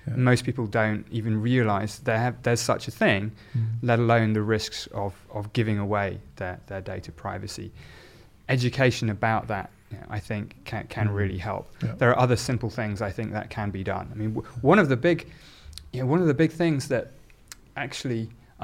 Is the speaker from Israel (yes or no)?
no; Oxford, South East England, United Kingdom; I was in fact born in Oxford